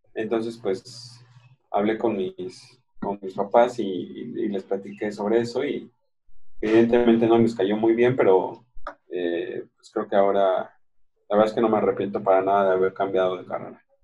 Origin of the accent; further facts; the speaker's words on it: Mexico City, Mexico; moved away; yo soy de la Ciudad de México